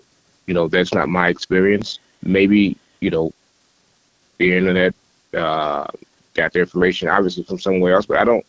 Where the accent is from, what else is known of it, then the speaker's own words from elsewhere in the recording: East St. Louis, Illinois, United States; St. Louis. Now, that's where I'm from. I'm from East St. Louis, actually.